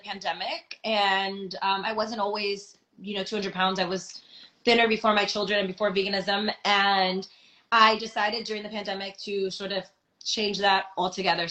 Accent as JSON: {"language": "English", "region": "New York", "country": "United States", "said": "I'm from New York"}